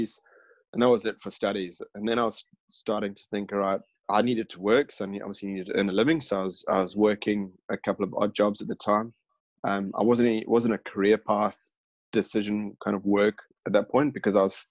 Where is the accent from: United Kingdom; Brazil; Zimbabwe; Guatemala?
Zimbabwe; now in Australia; my home country, Zimbabwe.